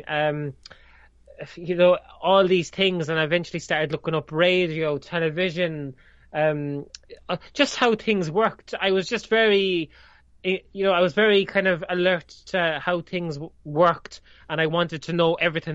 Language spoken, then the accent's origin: English; Ireland; they teach Irish here. I can just about speak English, never mind speak my native language